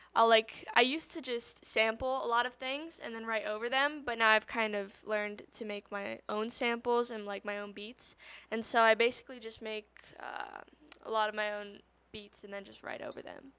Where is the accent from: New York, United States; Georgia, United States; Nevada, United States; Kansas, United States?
Nevada, United States; Las Vegas; I'm from Las Vegas originally